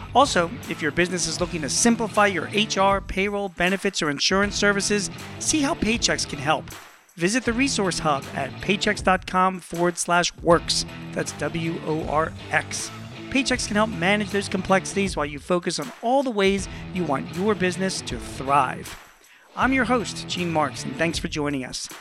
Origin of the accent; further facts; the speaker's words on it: Philadelphia, Pennsylvania, United States; I'm from Philadelphia